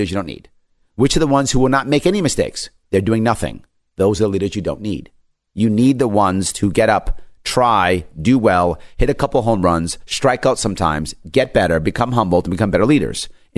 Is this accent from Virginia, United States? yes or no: no; New York, United States; I'm born and raised in New York State. My family and friends are in New York State. I love my state.